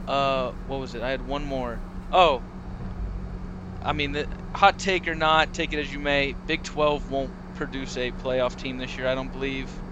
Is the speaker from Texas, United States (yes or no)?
yes; Katy, Texas, United States; Katy, Texas, born and bred, 22 years old